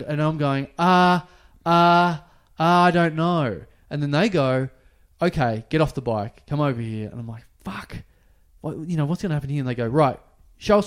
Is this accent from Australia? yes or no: yes; Australia; I'm officially an Australian in Thailand